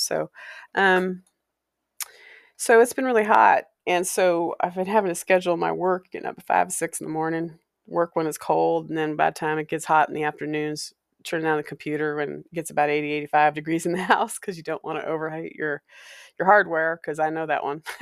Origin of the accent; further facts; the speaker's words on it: Walla Walla, Washington, United States; growing up in Walla Walla